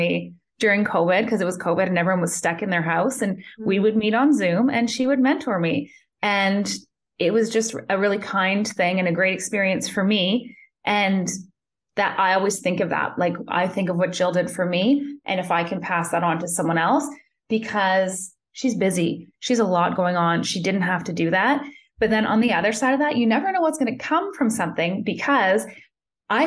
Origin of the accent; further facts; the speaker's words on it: Thunder Bay, Ontario, Canada; moved away as an adult; also born or lived in Calgary, Alberta; I'm originally from Thunder Bay, Ontario, and I moved to Calgary at 22 years old